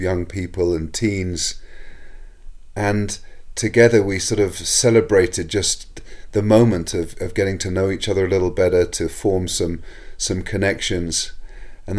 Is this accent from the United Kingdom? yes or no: yes; England, United Kingdom; now in United States; Growing up in England